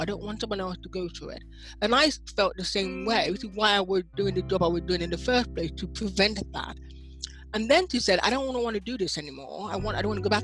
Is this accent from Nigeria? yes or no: yes; Nigeria; moved away as an adult; now in United Kingdom; I'm Nigerian by birth, but I'm also British now